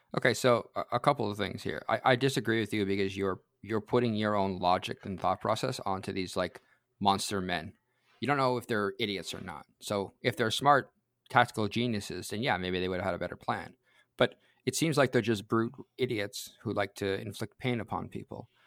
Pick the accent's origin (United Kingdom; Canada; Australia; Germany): Canada; I'm Canadian